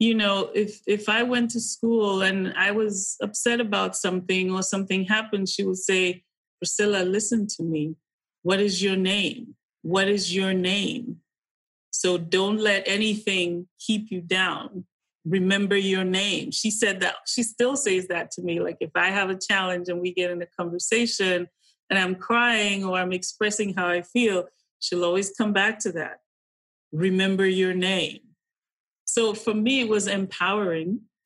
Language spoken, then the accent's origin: English; Kaduna, Kaduna State, Nigeria; we grew up in Kaduna, would be like firmly middle class